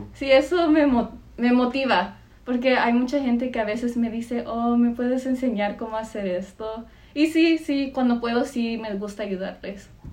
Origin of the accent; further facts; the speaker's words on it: Los Angeles, California, United States; yo soy de Los Ángeles y vivo por Mid City, LA, y ahí ha crecido toda mi vida